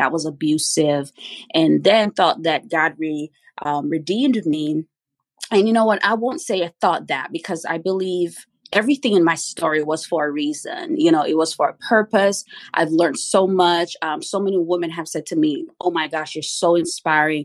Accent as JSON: {"language": "English", "town": "Kingston", "country": "Jamaica", "tie": "born or raised there", "moved": "yes", "lives_now": "United States", "said": "I was born and raised in Kingston, Jamaica"}